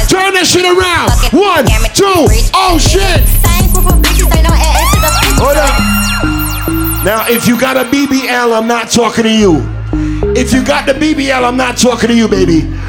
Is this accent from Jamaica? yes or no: yes; Jamaica; Oh my God. I'm sorry, I'm Jamaican.